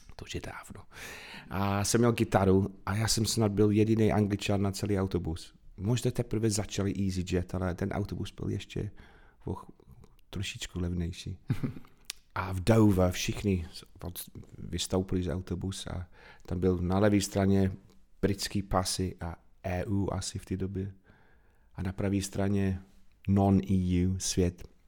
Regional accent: Manchester, North West England, United Kingdom; born or raised there; Czech is a second language; moved away as an adult; also born or lived in Bath / Wales; now in Czech Republic

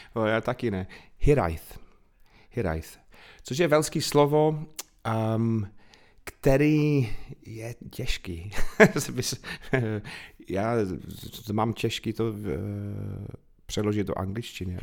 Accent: Manchester, North West England, United Kingdom; born or raised there; Czech is a second language; moved away as an adult; also born or lived in Bath / Wales; now in Czech Republic

